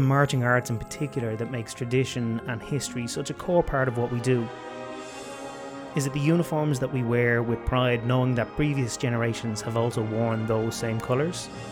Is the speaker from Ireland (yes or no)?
yes; Ireland; I grew up in Ireland